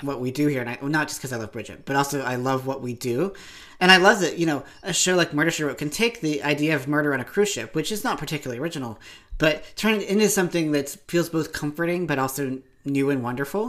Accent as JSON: {"language": "English", "region": "Appalachia", "country": "United States", "said": "I'm from Appalachia. We're a few years behind everything else."}